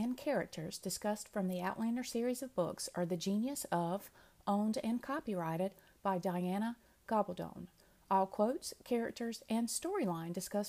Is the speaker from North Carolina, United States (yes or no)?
yes; North Carolina, United States; Plus, we're both from {S0} North Carolina.